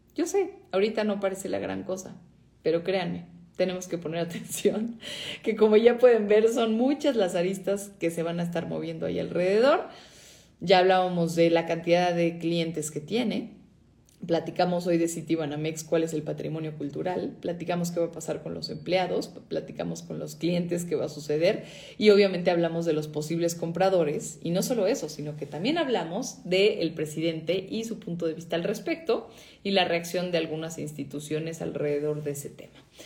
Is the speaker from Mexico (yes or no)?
yes; Mexico